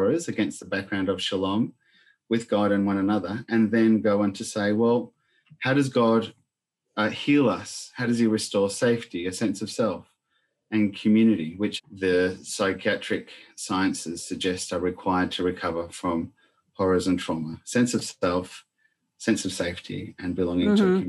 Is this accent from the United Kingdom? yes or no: no; Argentina; moved away; growing up in Argentina in the middle of a civil war